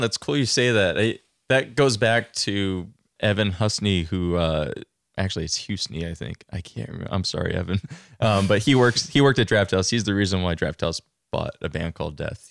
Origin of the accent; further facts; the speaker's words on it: Long Island, New York, United States; moved away as an adult; also born or lived in Queens, New York; now in Vermont, United States; I'm originally from Long Island. I, uh, born in Queens and kind of progressed out towards center each. And, um, I grew up an only child